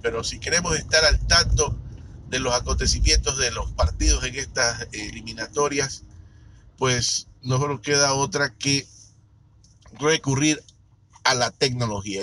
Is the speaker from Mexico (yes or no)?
no; Ecuador; yo soy de Ecuador